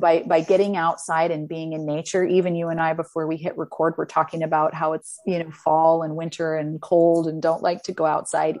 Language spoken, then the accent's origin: English; Utah, United States; I'm from Utah